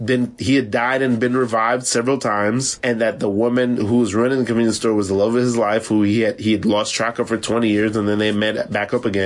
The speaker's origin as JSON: {"language": "English", "region": "Florida", "country": "United States", "also_born_or_lived": "Savannah, Georgia", "moved": "yes", "lives_now": "New York, United States", "said": "I'm from Florida, and I went to school in Savannah. Like, I spent a lot of time in the South."}